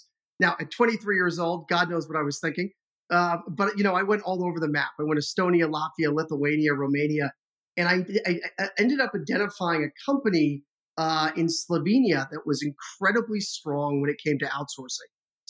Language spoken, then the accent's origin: English; Boston, Massachusetts, United States; also born or lived in London / Madrid, Spain; we immigrated from the United Kingdom to Boston when I was about 4 years old. And yeah, he was a tech guy. So I kind of grew up in the tech scene in Boston in the 80s and 90s